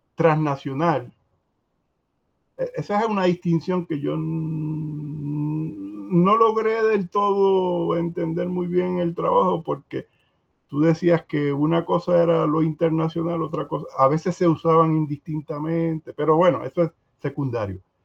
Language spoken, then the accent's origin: Spanish; Puerto Rico